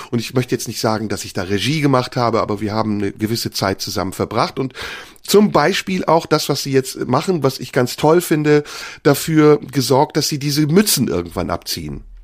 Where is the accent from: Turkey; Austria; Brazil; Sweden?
Turkey; Wenn ich als Türke anfange, über deutsche Themen zu sprechen oder mich wie ein Deutscher benehme auf der Bühne